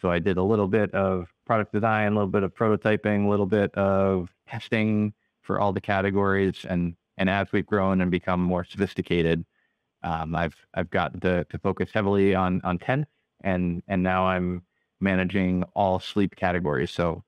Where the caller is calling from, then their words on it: Dover, New Hampshire, United States; I'm calling in from the office today, which for us is in the seacoast region of New Hampshire in a little city called Dover.